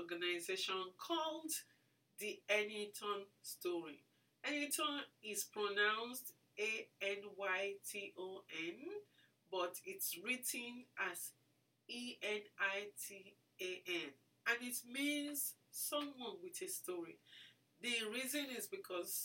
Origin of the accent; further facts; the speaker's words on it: Lagos, Nigeria; moved away as an adult; also born or lived in Ibadan, Oyo State, Nigeria; now in Minnesota, United States; I was born in Lagos, and I went to school in Lagos and also in Ibadan